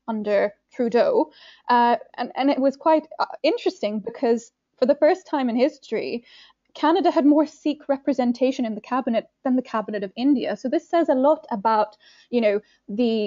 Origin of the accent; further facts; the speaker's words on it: Ireland; I grew up in Ireland